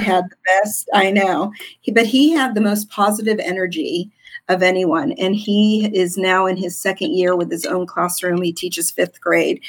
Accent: Southern California, United States; I'm originally from Southern California.

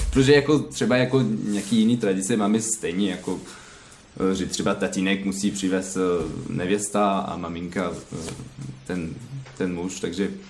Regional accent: Caen, Normandy, France; Czech is a second language; now in Plzeň, Czech Republic; A pak nemluvím česky, jsem francouz a, a tak dám prostě, no. {S1} Odkud ve Francii pocházíte? {S2} Z Kán.

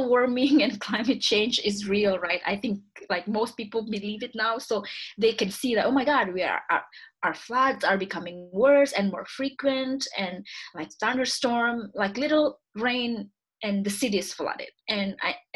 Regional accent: Indonesia; English is a second language; also born or lived in Vancouver, Canada; now in Montreal, Canada; I was born and raised in Indonesia

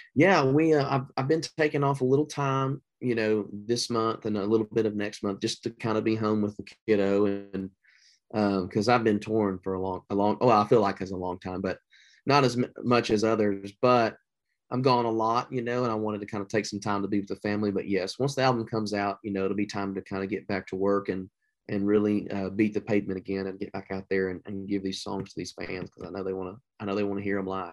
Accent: the South, United States; I'm from the South

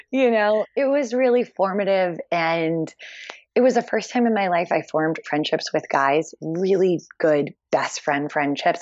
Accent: Philadelphia, Pennsylvania, United States; moved away as an adult; also born or lived in Hong Kong; I grew up in Philly

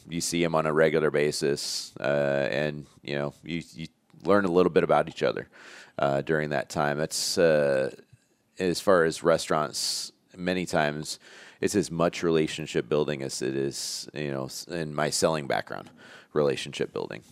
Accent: Elkhart, Indiana, United States; moved away as an adult; grew up in Elkhart. I went to Jimtown High School

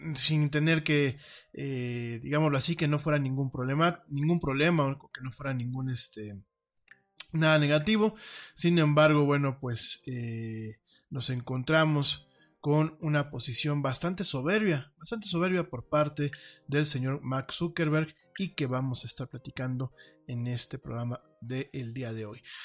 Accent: Mexico; como decimos aquí en mi país

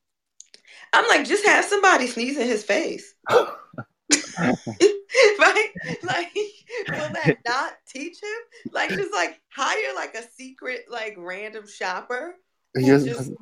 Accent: New York City, New York, United States; I'm from Brooklyn

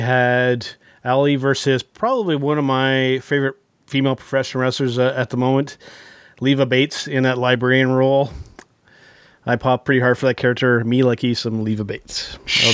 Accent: Canada; as another Canadian

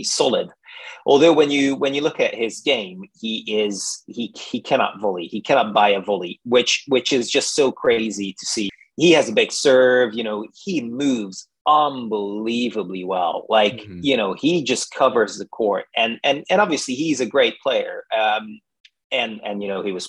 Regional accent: Budapest, Hungary; moved away as an adult; also born or lived in London; now in United Kingdom; I'm Hungarian. I'm from Budapest

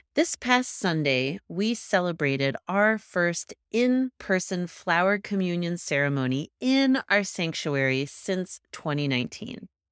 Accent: Kansas, United States; now in Colorado, United States; I'm from Kansas, just north of your home of Oklahoma

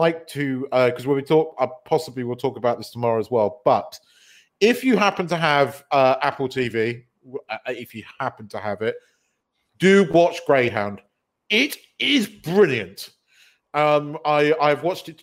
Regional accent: United Kingdom; being a British person

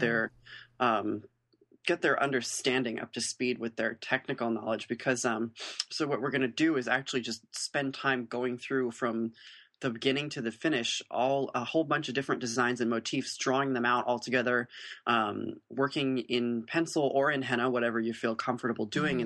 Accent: United States; as American artists who are reinterpreting their tradition

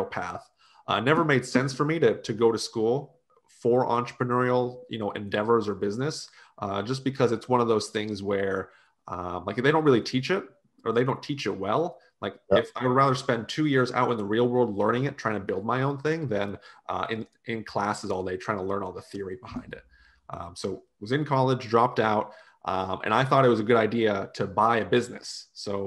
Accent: United States; also born or lived in Utah; now in Gainesville, United States; family and heritage is from Slovakia, so Eastern Europe. I was born here.

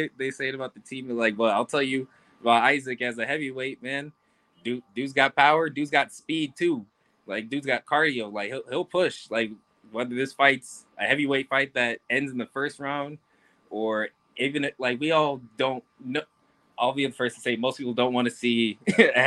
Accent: Rochester, New York, United States; I grew up in Rochester.

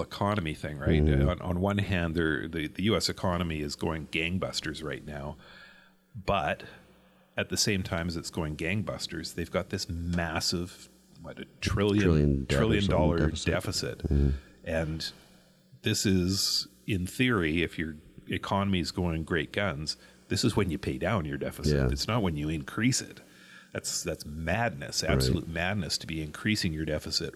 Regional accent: Canada; being a Canadian

